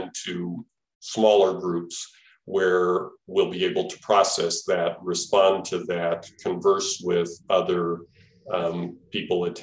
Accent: Albuquerque, New Mexico, United States; now in Milwaukee, United States; I was living in Milwaukee, but I grew up in Albuquerque and my parents were still living in Albuquerque

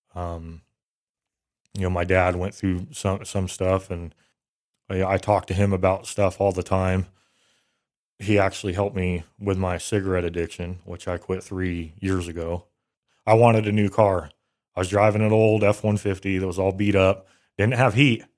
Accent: Bay Area, California, United States; I grew up in the Bay Area, California

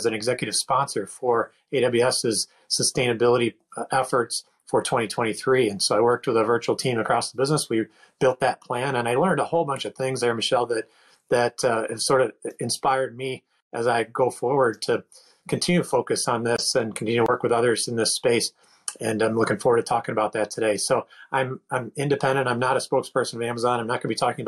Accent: Northeast of the United States, United States; moved away as an adult; also born or lived in Pittsburgh, Pennsylvania / Washington, D.C. / Seattle area; I grew up in the Northeast of the United States.

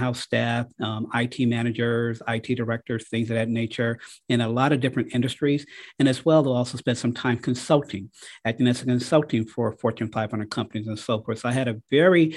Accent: Detroit, Michigan, United States; moved away as an adult; now in Cleveland, United States; I'm a native from Detroit, Michigan. That's where I went to high school

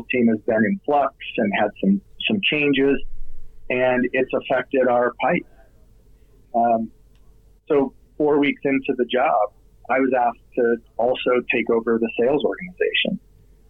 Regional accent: Utah, United States; I'm from Utah

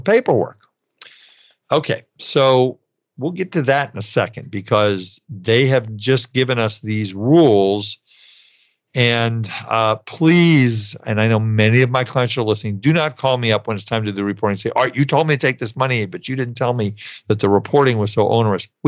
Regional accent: California, United States; my home state of California

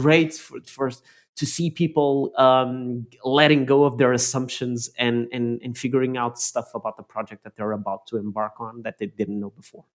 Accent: Lisbon, Portugal; moved away; driving through my hometown of Lisbon back in Portugal

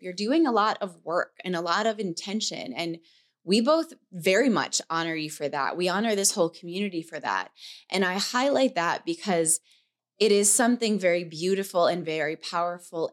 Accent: New York, United States; moved away; we were in New York in my hometown

